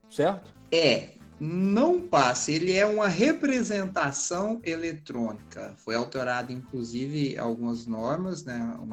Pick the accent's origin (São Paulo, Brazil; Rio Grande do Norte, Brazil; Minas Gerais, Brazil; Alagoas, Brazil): Minas Gerais, Brazil; como eu sou de Minas, sou escrito em Minas